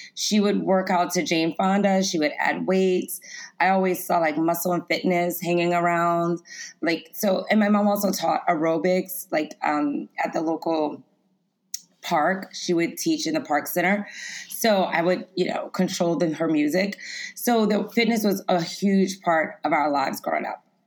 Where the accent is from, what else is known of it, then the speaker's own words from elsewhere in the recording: Lafayette, Louisiana, United States; I grew up in Lafayette, Louisiana